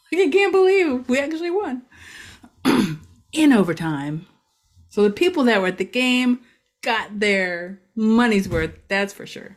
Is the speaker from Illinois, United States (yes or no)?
no; Ashtabula County, Ohio, United States; now in Macedonia, United States; I grew up in Asheville County